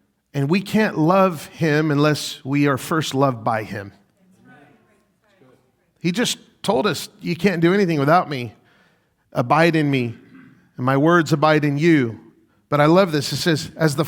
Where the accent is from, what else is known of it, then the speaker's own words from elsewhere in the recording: Las Vegas, Nevada, United States; moved away as an adult; now in Rochester, United States; I'm from Las Vegas